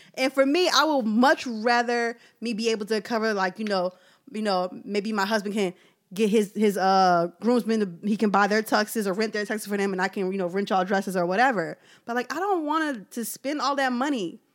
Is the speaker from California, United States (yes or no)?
no; Philadelphia, Pennsylvania, United States; I'm from South Philly